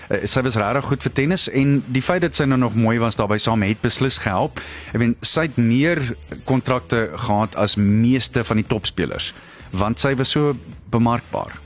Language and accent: Afrikaans; Springs, Gauteng, South Africa; moved away; ek kom af van Springs af